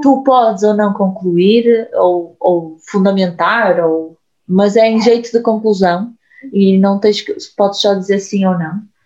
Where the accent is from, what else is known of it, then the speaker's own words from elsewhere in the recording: Portugal; eu se calhar nasci em Portugal